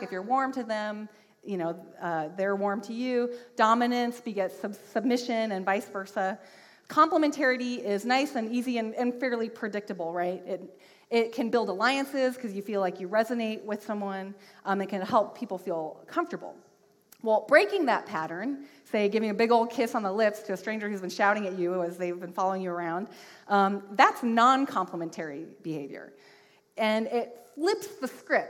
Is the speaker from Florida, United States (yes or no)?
no; Washington, United States; moved away; I am from Washington State.